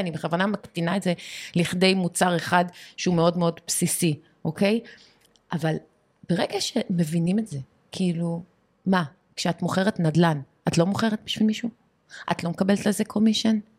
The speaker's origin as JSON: {"language": "Hebrew", "country": "Canada", "tie": "born or raised there", "moved": "yes", "lives_now": "Israel", "said": "אני גדלתי גם בבית שאימא שלי בבייסמנט שלה בקנדה"}